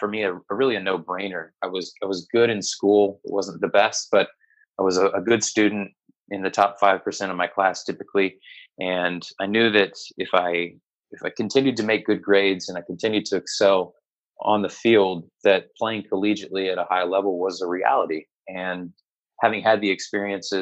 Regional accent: Moberly, Missouri, United States; moved away as an adult; I grew up in a very small town in Missouri, a town called Moberly

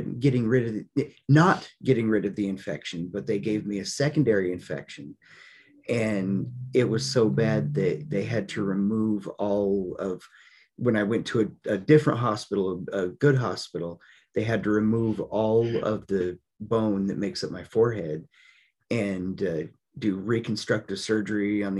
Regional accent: Colorado, United States; I decided to move back to the little town I grew up in Colorado

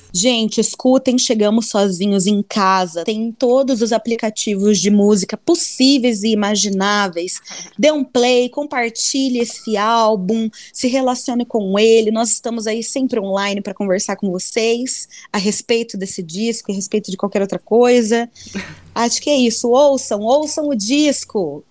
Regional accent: Londrina, Paraná, Brazil; now in Curitiba, Brazil; Eu sou londrinense, sou pé vermelho, sou jacu, sou do interior

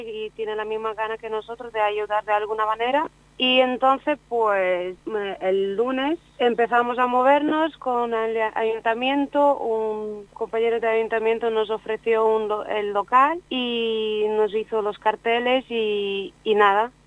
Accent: Ukraine; now in Spain; yo soy ucraniana

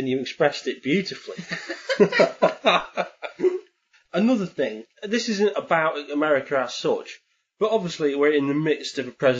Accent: England, United Kingdom

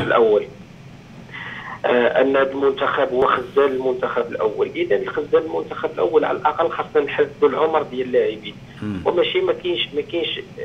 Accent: Morocco; حنا كجماهير مغربيه

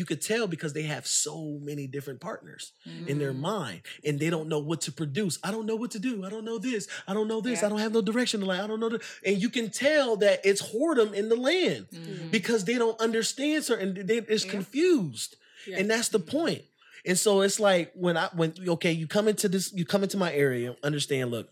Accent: New York, United States; I'm from New York

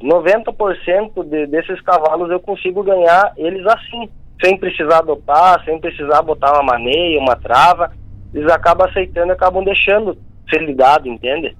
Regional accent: Rio Grande do Sul, Brazil; como eu nasci e me criei no Rio Grande do Sul, na, na fronteira

